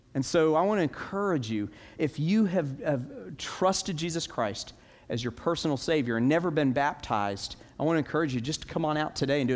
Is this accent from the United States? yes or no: yes; Orlando, Florida, United States; I grew up in Orlando